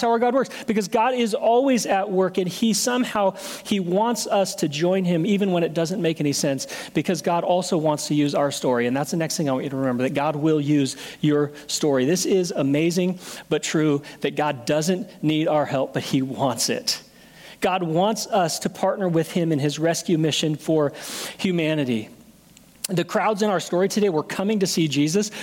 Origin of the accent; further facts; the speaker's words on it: Portland, United States; I'm from Portland.